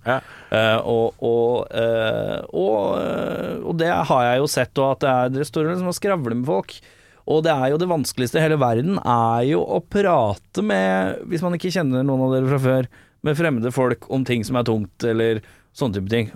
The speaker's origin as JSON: {"language": "Norwegian", "country": "Norway", "said": "Vi er jo ikke amerikanere. Vi er nordmenn"}